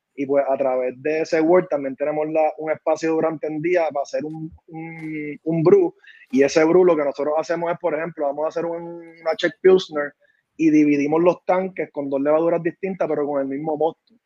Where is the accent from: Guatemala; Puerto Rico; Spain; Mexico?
Puerto Rico; San Juan; moved away; also born or lived in North Carolina; somos de Santurce